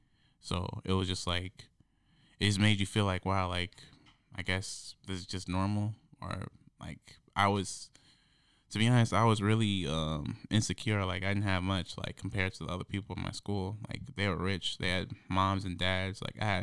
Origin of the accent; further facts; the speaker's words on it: Beloit, Wisconsin, United States; It was just, a spur-of-the-moment thing, because I came here from Beloit, Wisconsin. It's, on the border of Illinois and Wisconsin.